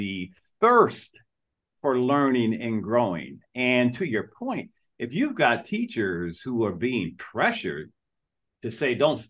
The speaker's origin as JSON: {"language": "English", "town": "Detroit", "region": "Michigan", "country": "United States", "tie": "born or raised there", "moved": "yes", "said": "I'm from Detroit, Michigan, originally. And when I grew up, Detroit was a proud city"}